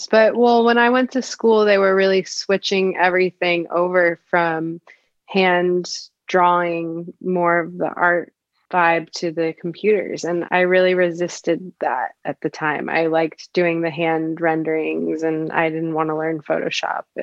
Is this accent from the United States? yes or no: yes; Connecticut, United States; moved away as an adult; also born or lived in Ohio; now in Los Angeles, United States; I am from Connecticut.